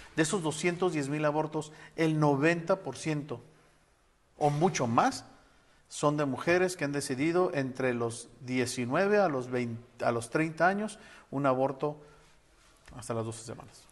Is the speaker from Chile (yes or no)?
no; Mexico; nosotros estamos sumamente molestos como mexicanos